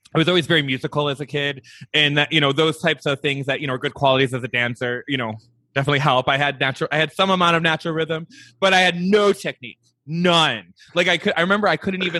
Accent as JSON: {"language": "English", "area": "right outside of Detroit", "region": "Michigan", "country": "United States", "tie": "born or raised there", "said": "I grew up right outside of Detroit, Michigan. So total Midwestern boy"}